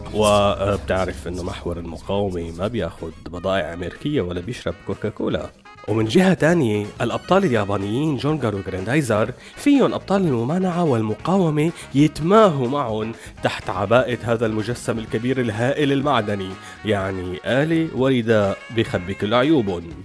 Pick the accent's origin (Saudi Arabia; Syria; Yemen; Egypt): Syria; كلياتنا كسوريين